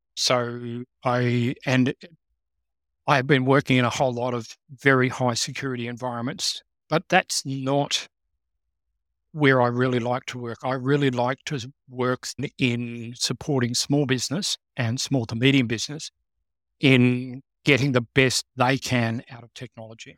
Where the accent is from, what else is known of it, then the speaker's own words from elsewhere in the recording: Canberra, Australian Capital Territory, Australia; growing up in Canberra, of course, I was working for organizations